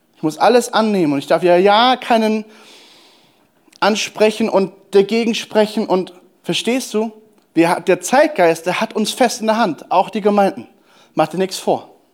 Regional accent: Germany; als Deutsche

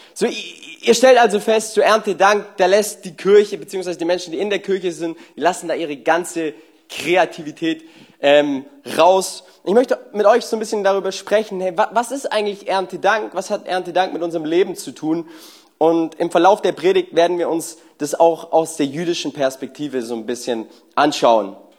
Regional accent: Germany; wir Deutschen

